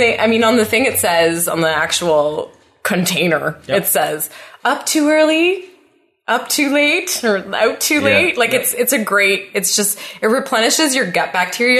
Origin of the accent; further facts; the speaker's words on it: Ottawa, Ontario, Canada; I was born and raised in Ottawa. Born and raised